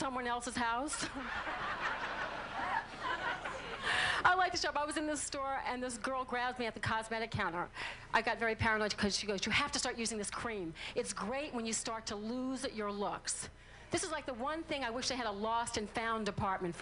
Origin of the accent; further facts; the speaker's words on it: New Orleans, Louisiana, United States; I am from New Orleans